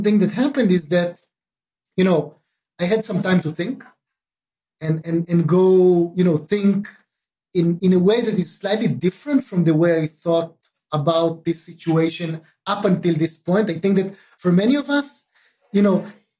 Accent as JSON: {"language": "English", "country": "Israel", "tie": "born or raised there", "said": "I was born and raised in Israel"}